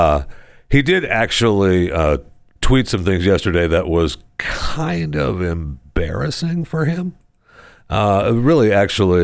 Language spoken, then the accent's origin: English; Saginaw, Michigan, United States; moved away; from Saginaw, son of Henry